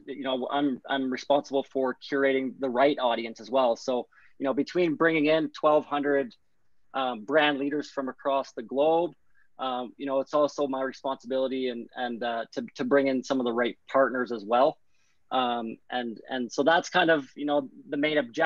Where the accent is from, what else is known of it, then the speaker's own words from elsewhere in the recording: Brockville, Ontario, Canada; also born or lived in Guelph, Ontario; I grew up in Brockville, Ontario, but ended up moving out to Guelph, Ontario, actually at the ripe age of 16 or 17